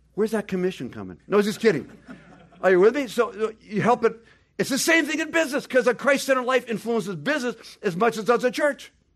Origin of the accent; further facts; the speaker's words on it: United States; we're the ugly Americans